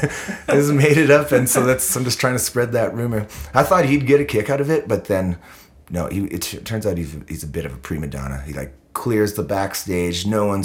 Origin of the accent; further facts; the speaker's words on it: Canada; That's the grossest, ugliest part of being a Canadian touring band.